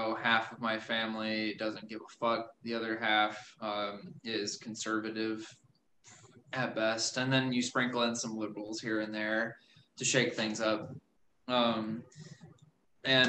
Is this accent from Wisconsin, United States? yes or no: yes; Milwaukee, Wisconsin, United States; also born or lived in West Dallas / New Berlin, Wisconsin; I was born in West Dallas, and I kind of grew up in Western Milwaukee for a while